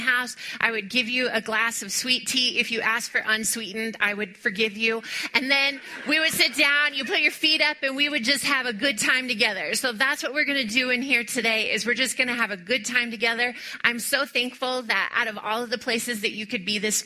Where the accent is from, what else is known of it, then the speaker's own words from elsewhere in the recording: Texas, United States; I was born in Texas